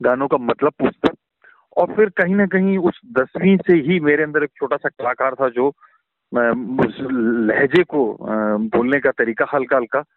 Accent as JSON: {"language": "Hindi", "region": "Uttarakhand", "country": "India", "said": "कि मैं उत्तराखंड से हूँ लेकिन मेरी कोई पहचान नहीं है"}